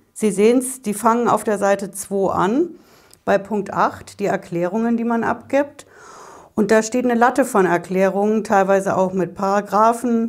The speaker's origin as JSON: {"language": "German", "region": "Hesse", "country": "Germany", "said": "Bei uns in Hessen"}